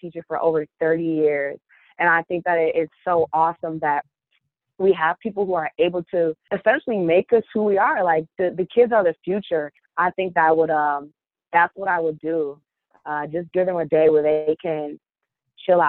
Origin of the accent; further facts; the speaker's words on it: Kalamazoo, Michigan, United States; moved away as an adult; now in Detroit, United States; I'm from Kalamazoo, Michigan, originally, and then I came to Detroit to run track and field at Wayne State University.